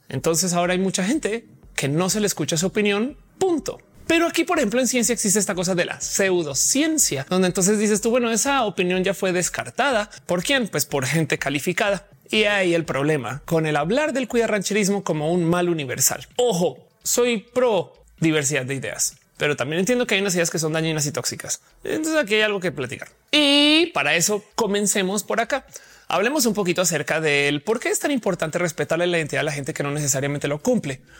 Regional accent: Colombia; born there; also born or lived in Mexico; Y mucha gente no sabe que yo nací en Colombia, pero hey, soy tan colombiana como soy mexicana o las dos o ninguna

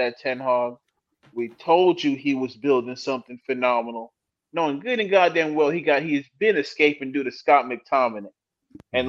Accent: Kenya; As a Kenyan

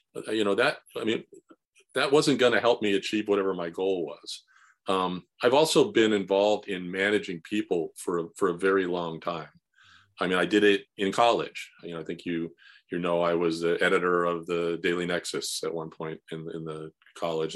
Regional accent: San Fernando Valley, California, United States; I grew up in the San Fernando Valley, um, in the sixties and seventies

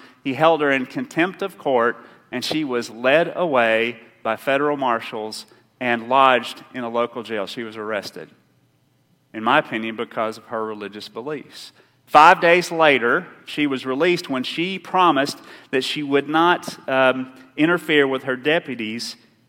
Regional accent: Rowan County, Kentucky, United States; I grew up in Round County

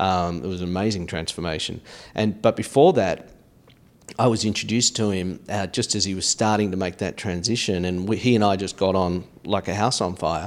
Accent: Australia; moved away as an adult; now in United States; initial growing up experience in Australia

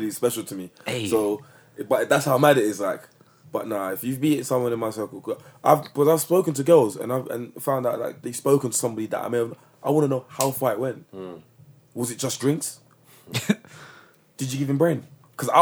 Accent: London, United Kingdom; I'm from Tottenham.

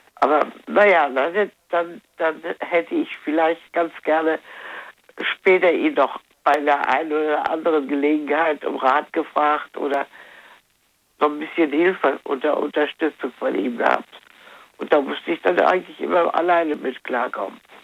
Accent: Wuppertal, North Rhine-Westphalia, Germany; now in Troisdorf, Germany; ich bin in Wuppertal ja geboren

